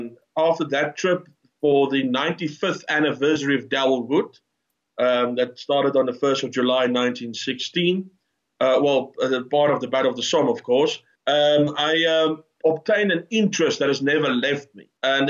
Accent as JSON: {"language": "English", "region": "Transvaal", "country": "South Africa", "accent": "Transvaal", "said": "I am myself an Afrikaner, as my accent betrays me. I've got a Transvaal accent, as they call it."}